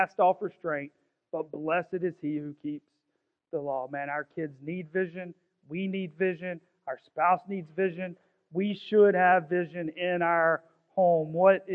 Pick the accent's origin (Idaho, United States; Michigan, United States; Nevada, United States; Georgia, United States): Georgia, United States; Augusta; I'm from South Augusta. There ain't much royalty from South Augusta